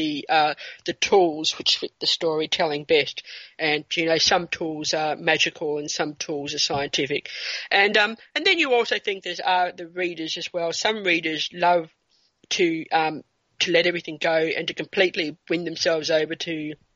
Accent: New Zealand; now in Australia; my time growing up in New Zealand

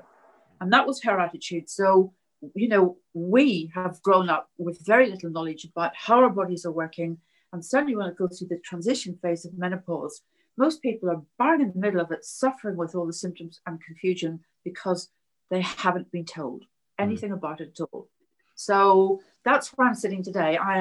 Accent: Belfast, Northern Ireland, United Kingdom; I grew up in Belfast during the Troubles

